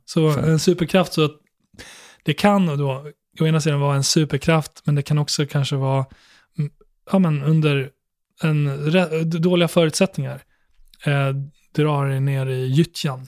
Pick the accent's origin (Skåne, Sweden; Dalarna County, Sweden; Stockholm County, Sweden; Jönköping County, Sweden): Dalarna County, Sweden; Borlänge; när jag växte upp i Borlänge